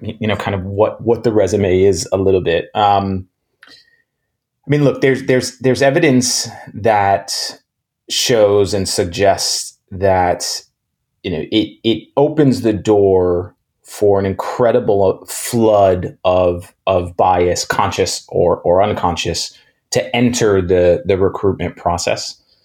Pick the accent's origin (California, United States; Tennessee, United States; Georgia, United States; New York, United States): New York, United States; New York City; I grew up in New York City, in Manhattan, um, in the 80s and 90s